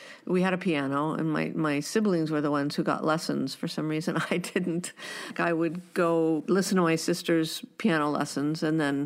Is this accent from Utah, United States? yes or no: no; San Rafael, California, United States; now in Bowen Island, Canada; growing up in the San Francisco Bay Area was pretty heady